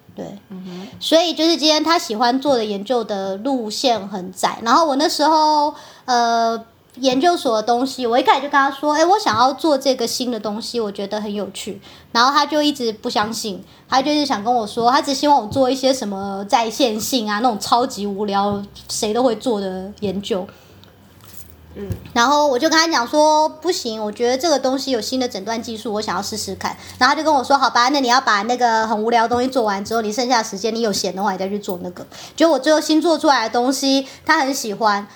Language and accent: Chinese; Taiwan; moved away as an adult; also born or lived in United States; now in Italy; 我不是就是台湾土生土长的 的小孩吗